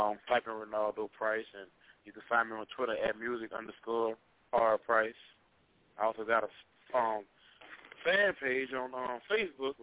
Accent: Baton Rouge, Louisiana, United States; I'm from Baton Rouge

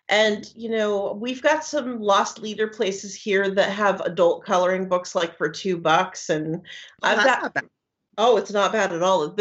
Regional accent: Washington, United States; now in Florida, United States; I'm from Washington State, up way up north, almost at the border of Canada

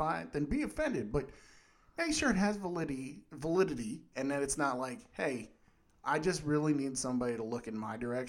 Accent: Uniontown, Pennsylvania, United States; also born or lived in Irwin; So I usually say Pittsburgh to shorten things, but I grew up mostly in Uniontown and Irwin and, well, like 40 other places too because we moved around a lot.

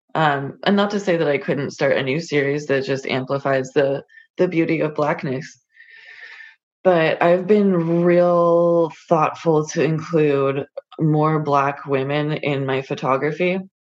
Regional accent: California, United States; I grew up on the West Coast. I was born in California

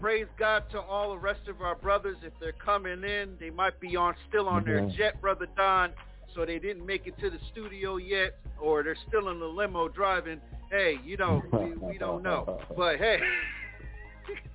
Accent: Plainfield, New Jersey, United States; my hometown of Plainfield, New Jersey

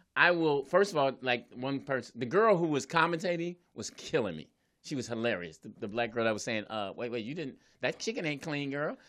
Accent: Philadelphia, Pennsylvania, United States; I was raised in Philly

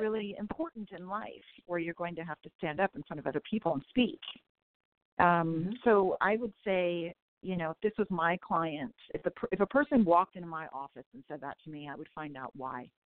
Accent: California, United States; also born or lived in San Francisco Bay Area; I'm a Californian

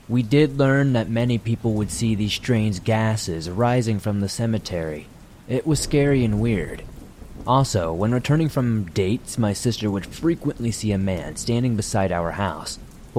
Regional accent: Mississippi, United States; I'm from North Mississippi.

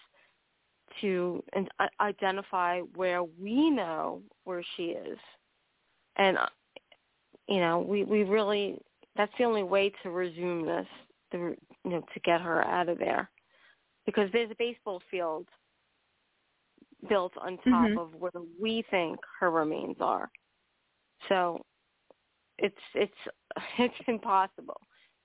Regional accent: New York City, New York, United States; I was born in Staten Island, New York, and my parents bought a house when I was about 2 years old

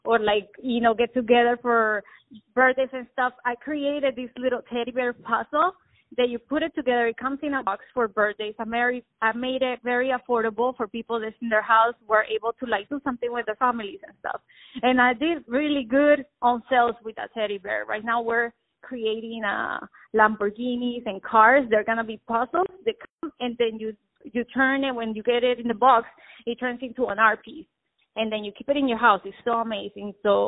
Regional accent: Las Vegas, Nevada, United States; Since I grew up in Las Vegas, I have like a little Mexican, Spanish, Colombian going on.

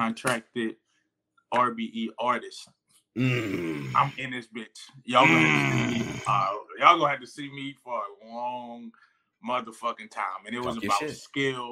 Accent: New Orleans, Louisiana, United States; I'm from the Night Ward, but I feel like I represent all of New Orleans.

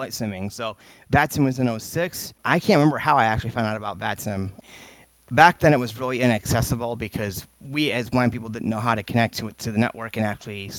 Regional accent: Michigan, United States; I'm from Michigan. I have been blind since birth. I live here in Michigan

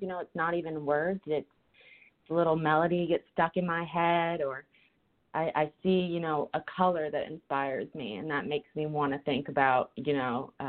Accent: Hilton Head Island, South Carolina, United States; moved away as an adult; also born or lived in New Orleans; I grew up in Hilton Head, which is like a retirement community

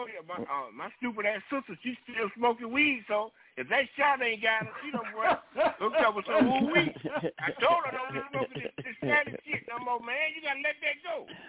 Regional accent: South Florida, United States; I grew up in South Florida.

